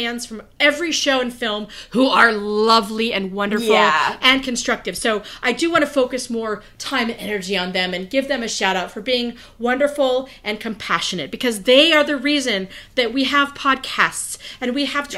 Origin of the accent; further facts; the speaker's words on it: California, United States; I'm a California girl